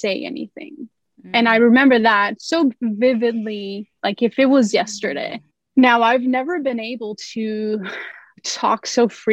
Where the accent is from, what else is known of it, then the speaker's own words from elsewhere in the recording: Los Angeles, California, United States; I grew up in Los Angeles, California, South Central